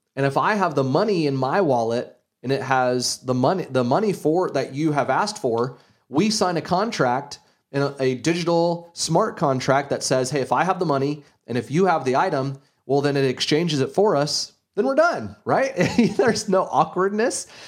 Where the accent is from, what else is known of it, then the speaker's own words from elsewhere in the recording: Gainesville, Florida, United States; I grew up in Gainesville, Florida, an hour north of Ocala, Florida